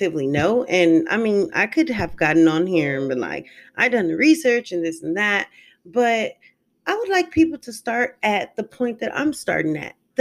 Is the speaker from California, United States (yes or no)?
yes; California, United States; moved away as an adult; also born or lived in St. Louis, Missouri; now in Decatur, United States; I am a California girl. I moved from California about 6 to 7 years ago